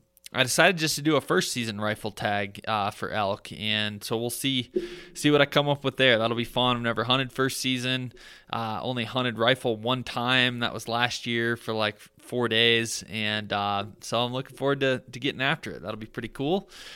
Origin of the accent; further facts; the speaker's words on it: Michigan, United States; I'm from Michigan, but he moved from New York